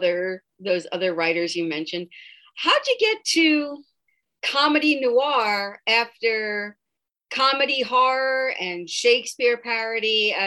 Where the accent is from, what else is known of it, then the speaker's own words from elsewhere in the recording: New York, United States; accent: New York; I grew up in New York, so I, every once in a while, you can still hear that accent.